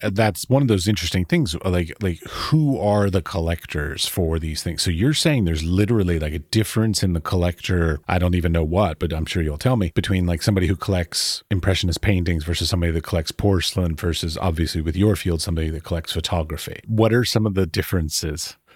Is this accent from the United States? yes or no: yes; Baltimore, Maryland, United States; I grew up in Baltimore, Maryland